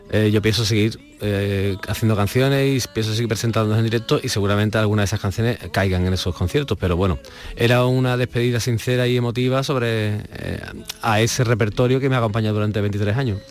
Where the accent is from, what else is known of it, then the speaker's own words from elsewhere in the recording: Alcalá de Guadaíra, Andalusia, Spain; yo soy de Alcalá, de un pueblo de aquí, bueno, de Alcalá de Guadalajara